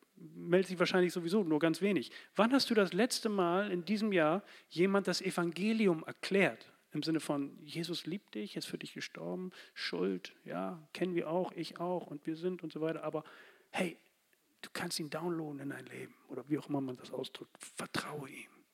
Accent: Bremen, Germany; Als Bremer hier für diese Stadt

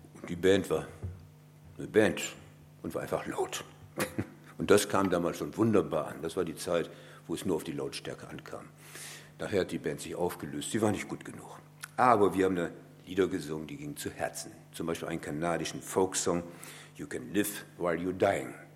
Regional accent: Bremen, Germany; Ich komme aus einer Stadt, ich bin Bremer durch und durch

